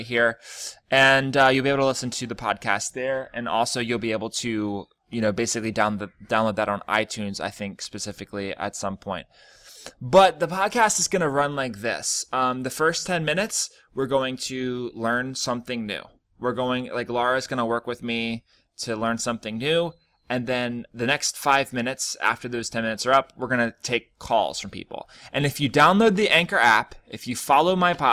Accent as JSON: {"language": "English", "country": "United States", "said": "I'm a foreigner, basically. I'm from America."}